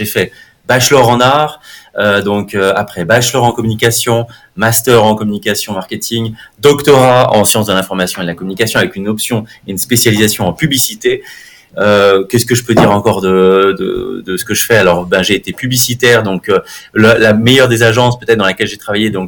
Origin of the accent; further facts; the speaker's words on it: Bonneville, Auvergne-Rhône-Alpes, France; now in Switzerland; je suis né en France, je suis, je suis de Bonneville, donc euh, dans le 74. ça fait maintenant 17 ans que, que je suis en Suisse, double nationalité.